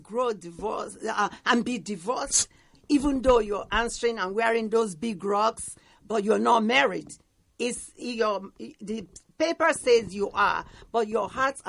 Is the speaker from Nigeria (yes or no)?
yes; Delta, Nigeria; moved away as an adult; now in United States; I'm from Delta State, Nigeria.